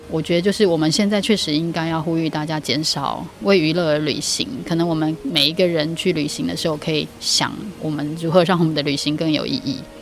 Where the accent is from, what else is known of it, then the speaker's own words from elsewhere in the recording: Taipei, Taiwan; moved away as an adult; now in Taitung, Taiwan; 我也是台北市长大的，然后到大学以后才离开台，算有机会离开台北